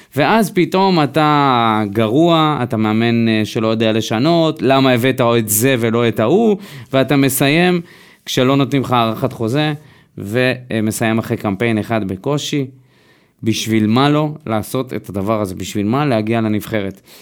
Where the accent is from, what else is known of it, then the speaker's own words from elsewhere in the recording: Israel; אנחנו ישראלים